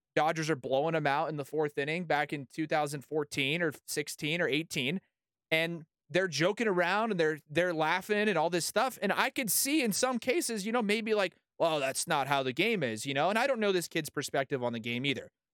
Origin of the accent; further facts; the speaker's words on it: San Diego, California, United States; also born or lived in Denver, Colorado; now in Colorado, United States; I grew up with in San Diego